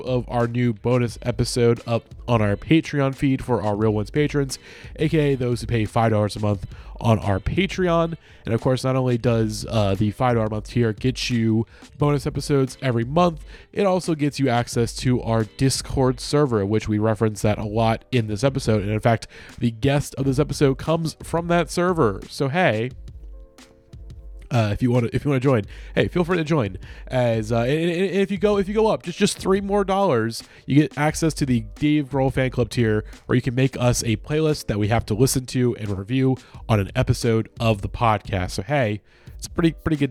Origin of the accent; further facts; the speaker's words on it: southwest Illinois, United States; I'm from southwest Illinois